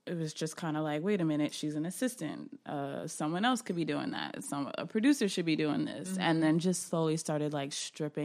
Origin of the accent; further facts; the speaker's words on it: New Jersey, United States; I'm from New Jersey